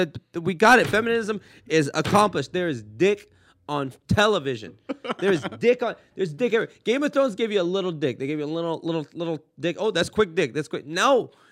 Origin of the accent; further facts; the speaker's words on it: Woodland Hills, California, United States; I grew up like in Woodland Hills and the poorest part of Woodland Hills where it's almost Canoga Park.